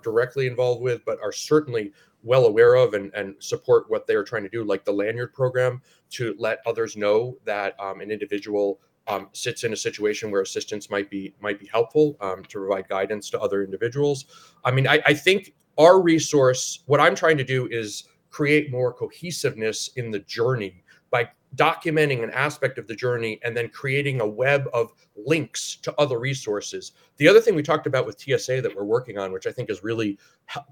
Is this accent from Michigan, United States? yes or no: no; Northeast Ohio, United States; I'm from Northeast Ohio